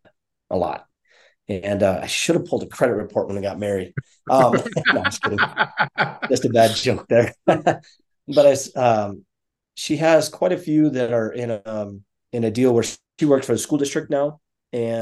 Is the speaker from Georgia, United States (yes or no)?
no; South Dakota, United States; also born or lived in Minnesota / Arizona / Colorado; now in Denver, United States; growing up in South Dakota